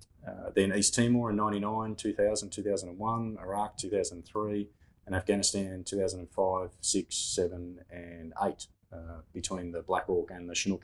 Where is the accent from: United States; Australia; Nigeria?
Australia; Katoomba, New South Wales; Born and raised in Katoomba in the Blue Mountains in New South Wales.